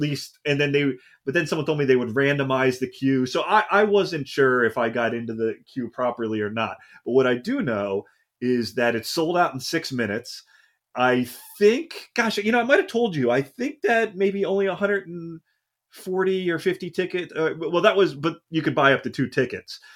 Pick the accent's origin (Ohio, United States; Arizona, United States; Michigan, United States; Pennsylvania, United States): Pennsylvania, United States; Philadelphia; also born or lived in New York City / Washington, D.C. area; now in Los Angeles, United States; I'm from the East Coast. I also, uh, uh, from Philadelphia